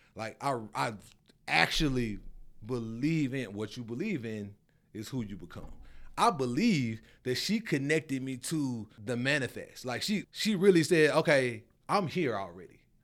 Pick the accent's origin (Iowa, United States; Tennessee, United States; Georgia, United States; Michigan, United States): Tennessee, United States; Memphis; moved away as an adult; also born or lived in Arizona; now in Charlotte, United States; I'm from Memphis